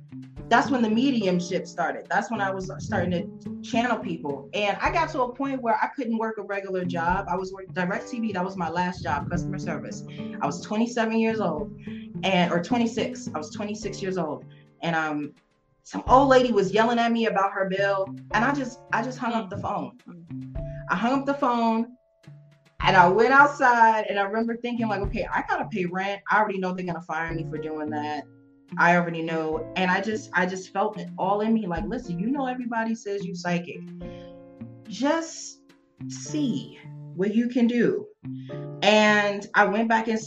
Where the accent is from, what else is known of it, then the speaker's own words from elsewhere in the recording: New York City, New York, United States; now in Las Vegas, United States; I'm growing up in New York